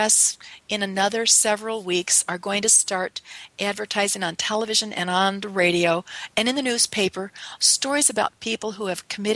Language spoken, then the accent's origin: English; north of Chicago, Illinois, United States; I grew up in Illinois, north of Chicago, and in our suburbs